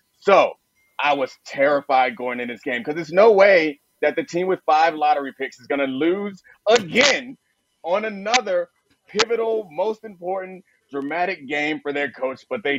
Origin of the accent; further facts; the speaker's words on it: Maryland, United States; I grew up in Maryland